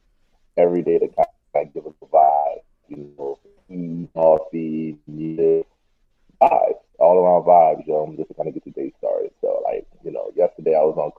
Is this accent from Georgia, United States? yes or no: no; New Orleans, Louisiana, United States; I'm from New Orleans. But yeah, I went to this art school in New Orleans called McDonald 15